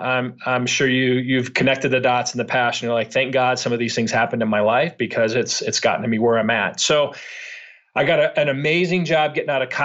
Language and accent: English; Chicago, Illinois, United States; born and raised in Chicago, was not a great student.